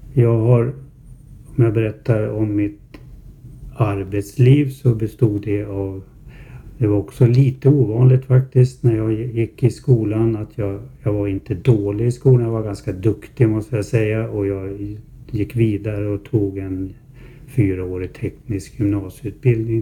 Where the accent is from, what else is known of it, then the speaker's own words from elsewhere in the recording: Herräng, Stockholm County, Sweden; Jag är född 1952 här i Herräng.